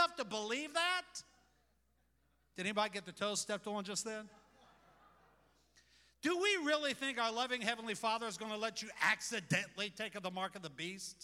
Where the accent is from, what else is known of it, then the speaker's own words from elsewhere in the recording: United States; I love America. I love being an American